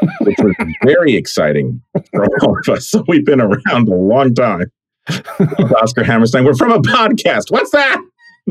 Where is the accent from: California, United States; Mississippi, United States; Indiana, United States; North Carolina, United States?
California, United States; also born or lived in Brooklyn, New York; growing up in California, we rarely went back to New York